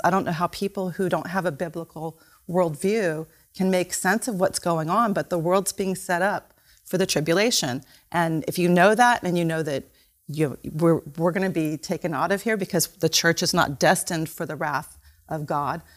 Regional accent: United States; we, as American Christians

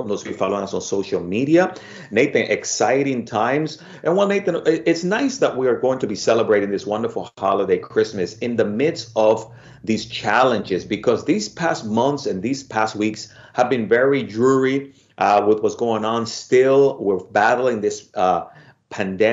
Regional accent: Dominican Republic; now in United States; I'm originally from the Dominican Republic

